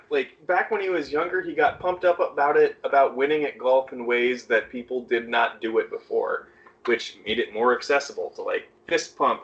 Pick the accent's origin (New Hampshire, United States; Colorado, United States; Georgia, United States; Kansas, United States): Colorado, United States; Denver; born or raised there